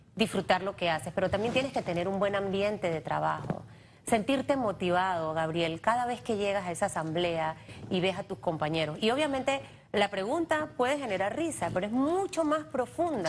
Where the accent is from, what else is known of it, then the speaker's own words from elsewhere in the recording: Panama; Para mí como panameña